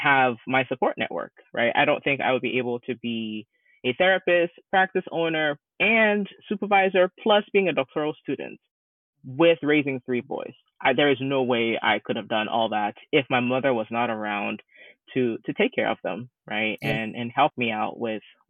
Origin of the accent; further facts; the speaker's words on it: Ghana; now in United States; I'm originally from Ghana, West Africa